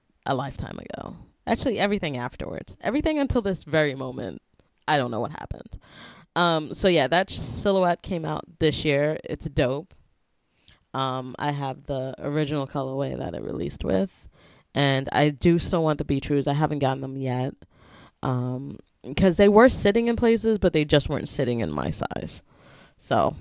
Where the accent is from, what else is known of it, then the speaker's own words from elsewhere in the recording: New York, United States; I'm a New Yorker